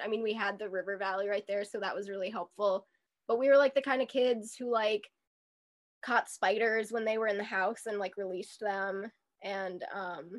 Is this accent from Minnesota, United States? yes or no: yes; Minneapolis, Minnesota, United States; I grew up in Seward, Minneapolis.